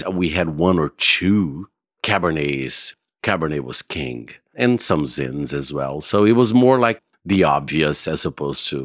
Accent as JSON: {"language": "English", "region": "California", "country": "United States", "said": "Yeah, I'm from California. It's like, hmm, California."}